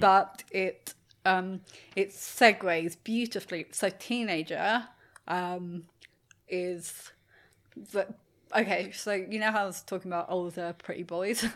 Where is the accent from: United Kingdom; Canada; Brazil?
United Kingdom; England; now in Australia; being English in Australia